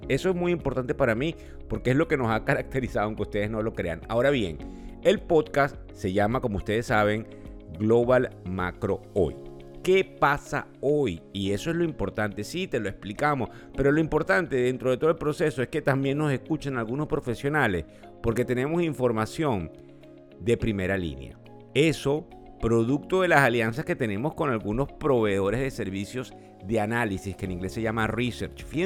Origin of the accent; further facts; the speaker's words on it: Venezuela; Eh, bueno, estamos muy contentos de que muchos somos venezolanos y eso es bien importante